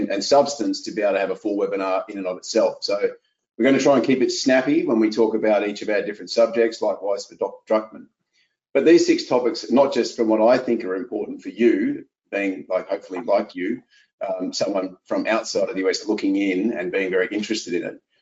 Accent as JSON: {"language": "English", "country": "Australia", "moved": "as an adult", "lives_now": "Philadelphia, United States", "said": "I'm Australian. I've lived abroad for 20 years."}